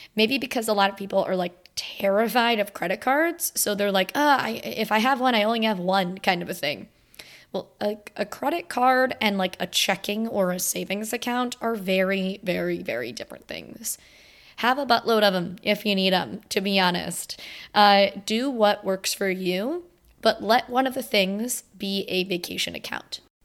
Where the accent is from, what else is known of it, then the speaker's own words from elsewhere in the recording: Florida, United States; I'm from Florida